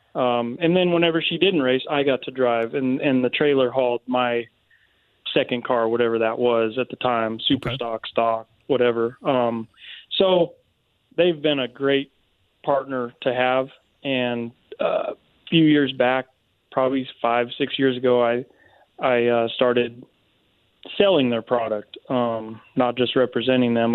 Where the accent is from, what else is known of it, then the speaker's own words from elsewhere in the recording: Seattle, Washington, United States; moved away as an adult; also born or lived in Avon, Indiana; now in Alabama, United States; I grew up in Seattle, and when I was about 20, um, I moved to Indiana